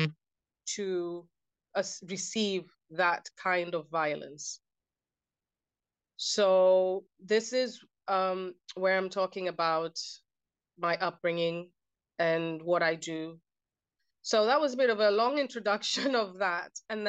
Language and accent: English; Kenya; I grew up in a culture that was, so I'm Kenyan, my background is Kenyan, and I grew up in a culture that almost normalized domestic violence.